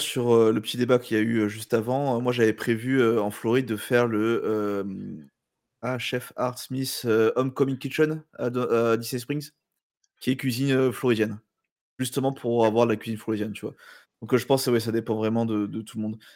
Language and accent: French; France